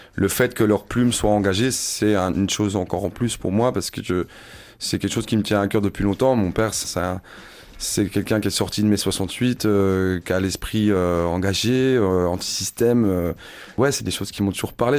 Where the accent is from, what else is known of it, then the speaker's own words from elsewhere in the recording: Besançon, Bourgogne-Franche-Comté, France; je suis originaire de Besançon